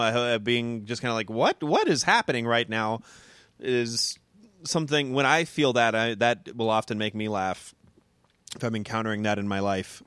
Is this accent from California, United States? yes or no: yes; Moreno Valley, California, United States; also born or lived in Chicago; now in Los Angeles, United States; Merino Valley, my hometown